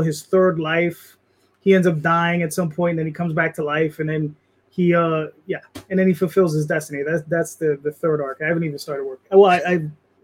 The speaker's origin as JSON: {"language": "English", "region": "New York", "country": "United States", "tie": "born or raised there", "said": "I'm Hispanic, you're Hispanic, we're Puerto Rican, we're from New York"}